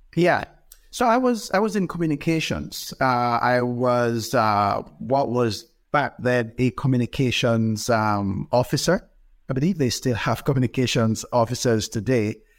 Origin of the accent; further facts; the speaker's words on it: Jamaica; moved away as an adult; also born or lived in Edmonton, Alberta, Canada; now in Ontario, Canada; I'm Jamaican by birth. Uh, my wife and I moved to Edmonton, Alberta, um, uh, many years ago.